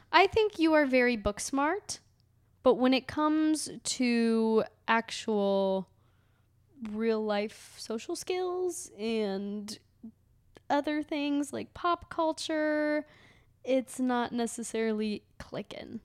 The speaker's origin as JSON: {"language": "English", "town": "Cleveland", "region": "Ohio", "country": "United States", "tie": "born or raised there", "said": "I was born and raised in Cleveland."}